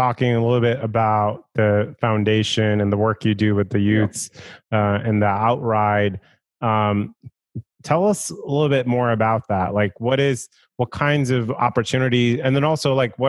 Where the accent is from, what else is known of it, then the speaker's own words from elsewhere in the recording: India; I grew up in India.